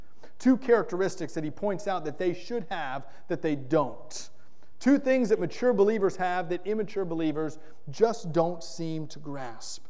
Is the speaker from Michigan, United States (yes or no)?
no; Florida, United States; Growing up in Florida, we had lime trees in our yard